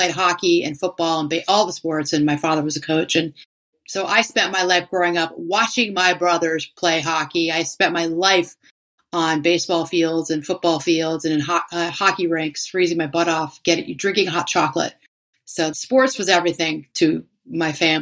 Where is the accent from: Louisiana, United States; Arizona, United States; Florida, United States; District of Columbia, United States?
District of Columbia, United States; Washington; moved away; my two sisters who still lived in my hometown area of Washington, D.C.